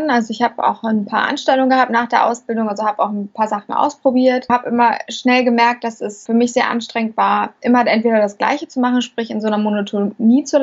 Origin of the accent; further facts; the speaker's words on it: Hamburg, Germany; Ja, also ich bin … Ich komme aus Hamburg, betreibe dort ein Restaurant seit jetzt beinahe vier Jahren